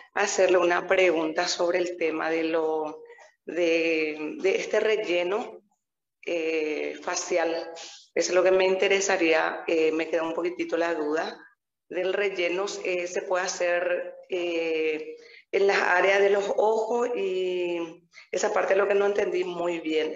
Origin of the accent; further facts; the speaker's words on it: Paraguay; soy de Paraguay